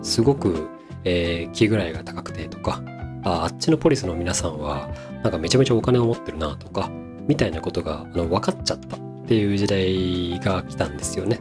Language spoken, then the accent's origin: Japanese; Tokai, Japan; まあ、東海地方の出身なんですけれども